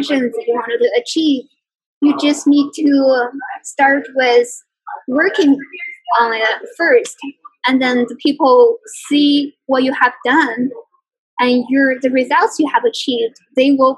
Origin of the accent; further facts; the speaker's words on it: China; moved away as an adult; now in Detroit, United States; I grew up in China